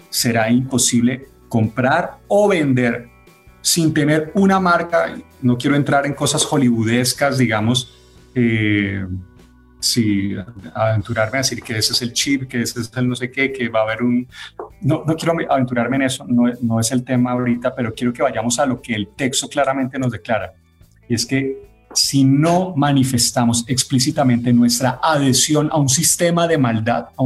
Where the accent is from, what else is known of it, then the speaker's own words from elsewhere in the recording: Venezuela; ustedes saben que yo también soy venezolano, tengo las dos nacionalidades. Así que eso lo hablo también como venezolano.